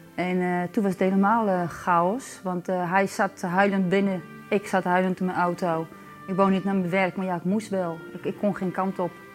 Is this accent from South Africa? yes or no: yes; South Africa; moved away as an adult; now in Netherlands; We komen beide oorspronkelijk uit Zuid-Afrika.